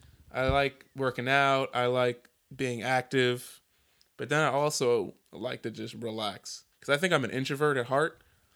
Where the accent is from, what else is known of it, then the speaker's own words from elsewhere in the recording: East Coast, United States; now in Houston, United States; I'm not from Houston. Even though we reside in Houston right now, I'm not from Houston. I'm from the East Coast. I'm what you call a Yankee. Okay, I'm a Northerner.